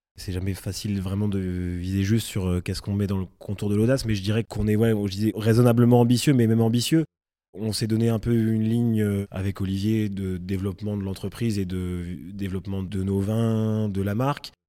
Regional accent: Reims, Grand Est, France; moved away as an adult; also born or lived in Paris; J'ai grandi à Reims

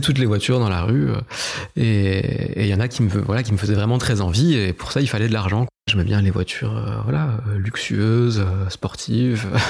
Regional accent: Épinal, Grand Est, France; je suis né à Épinal, à 300 mètres de là où j'habite aujourd'hui. J'ai grandi aussi dans, à peu près le même rayon

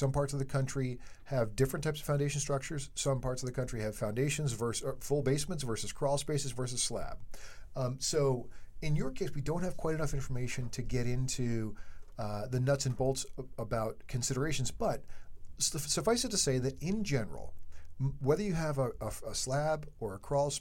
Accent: East Coast, United States; we are from the East Coast. We don't have Ramblers on the East Coast

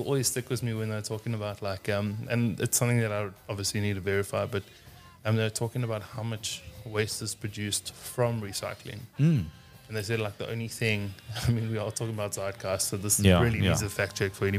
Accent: Johannesburg, Gauteng, South Africa; I think our Joburg water is some of the best drinkable water in the world

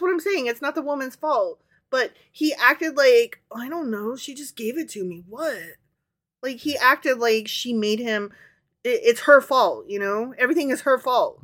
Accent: Midwest, United States; accent: Midwestern

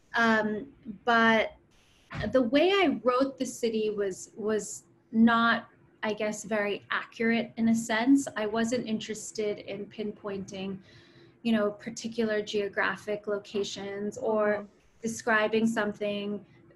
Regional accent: United States; I grew up in the States, and my mother is from Pune

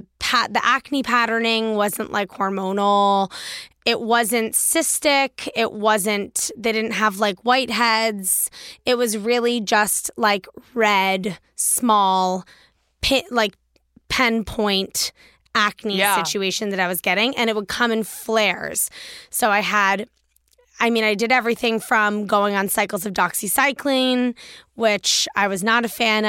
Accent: Washington, District of Columbia, United States; I grew up in Washington, D.C. Like, in the swamp.

